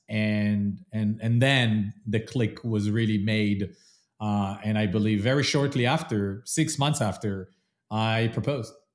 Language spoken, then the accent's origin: English; Israel; moved away as an adult; also born or lived in London / New York; now in Columbus, United States; I am originally from Israel, lived in London, then moved to New York